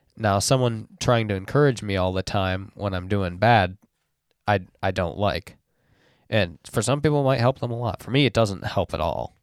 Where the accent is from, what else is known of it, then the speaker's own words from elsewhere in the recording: West Michigan, United States; I grew up in West Michigan as well